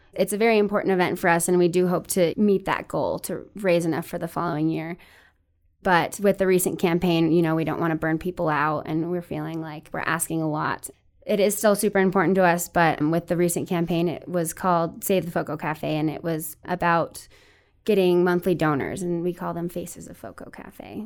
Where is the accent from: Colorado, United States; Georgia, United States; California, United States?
Colorado, United States; Denver; now in Fort Collins, United States; I grew up in the Greater Denver area